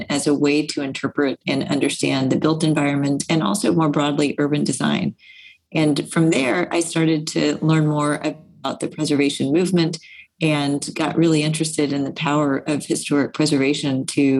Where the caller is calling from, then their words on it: Hartford, Connecticut, United States; So right now I'm beaming in from Hartford, Connecticut.